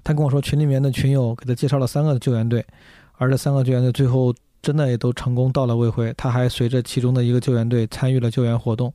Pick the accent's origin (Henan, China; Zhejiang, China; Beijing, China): Henan, China; 我的家乡河呢